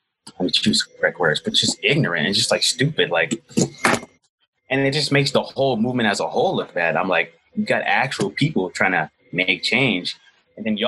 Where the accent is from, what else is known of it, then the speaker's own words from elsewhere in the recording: Atlanta, Georgia, United States; my city, like my hometown, Atlanta